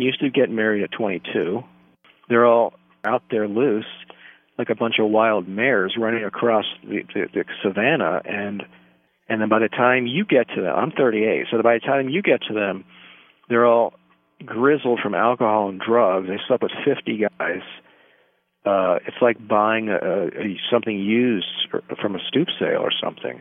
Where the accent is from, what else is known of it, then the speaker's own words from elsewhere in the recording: Southern Maryland, United States; moved away as an adult; now in New York, United States; Well, I'm from Maryland. I'm from Southern Maryland.